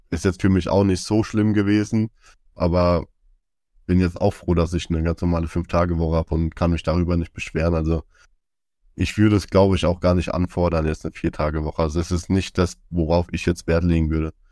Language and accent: German; Zweibrücken, Rhineland-Palatinate, Germany; bei uns in Zweibrücken